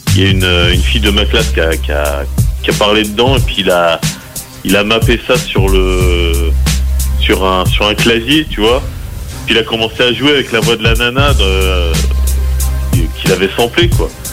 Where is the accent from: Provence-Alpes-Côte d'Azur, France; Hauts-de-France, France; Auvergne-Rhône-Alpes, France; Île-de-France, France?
Île-de-France, France; Les Mureaux; plus précisément je viens de d'Île-de-France du, on va dire de la banlieue parisienne, la banlieue ouest, d'une ville qui s'appelle Les Mureaux